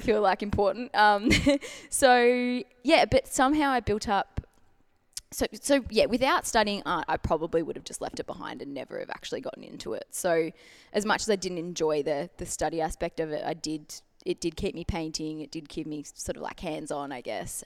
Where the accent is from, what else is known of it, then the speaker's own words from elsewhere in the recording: Melbourne, Victoria, Australia; born and bred in Melbourne, full-time artist